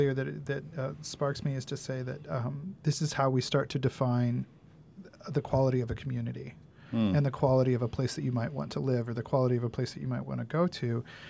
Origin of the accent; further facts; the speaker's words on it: Santa Barbara, California, United States; And or when we say to people, oh, we're from Santa Barbara, very often Solstice comes up